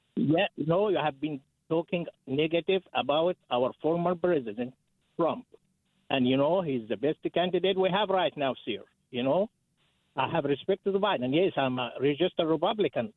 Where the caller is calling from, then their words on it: Athens, Georgia, United States; I'm calling from Athens area